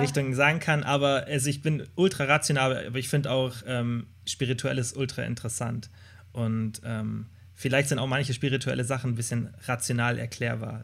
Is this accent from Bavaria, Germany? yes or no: yes; Kempten, Bavaria, Germany; moved away as an adult; now in Stuttgart, Germany; Ich komme aus Kempten, aus dem Allgäu